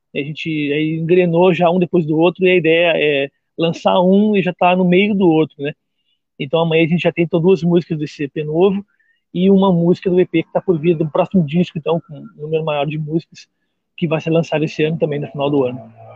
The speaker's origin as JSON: {"language": "Portuguese", "town": "Pelotas", "region": "Rio Grande do Sul", "country": "Brazil", "tie": "born or raised there", "lives_now": "Jaguarão, Brazil", "said": "eu sou natural de Pelotas, mas hoje em dia resido na cidade de Jaguarão."}